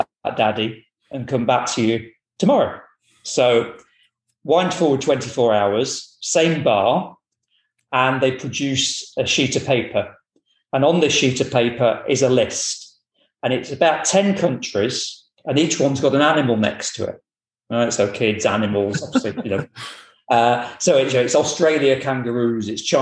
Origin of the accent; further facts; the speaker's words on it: Boston, East Midlands, United Kingdom; now in Edinburgh, United Kingdom; I'm originally from Boston, but not that Boston. So I'm from the Boston in the county of Lincolnshire